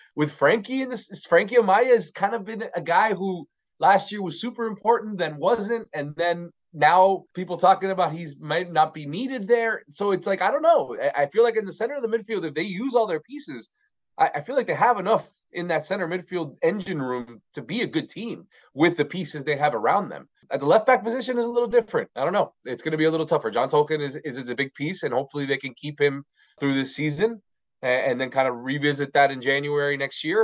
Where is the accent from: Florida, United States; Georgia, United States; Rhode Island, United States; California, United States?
Florida, United States; Miami; I'm from Miami, Florida